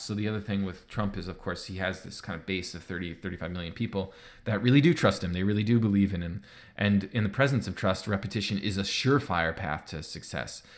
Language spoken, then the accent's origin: English; United States; now in Canada; I live in Canada, but I'm American, so I grew up playing baseball